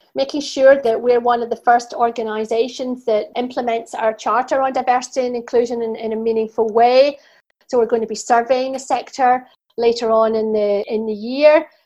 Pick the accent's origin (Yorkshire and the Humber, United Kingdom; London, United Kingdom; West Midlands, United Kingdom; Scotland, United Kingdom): Scotland, United Kingdom; I'm Scottish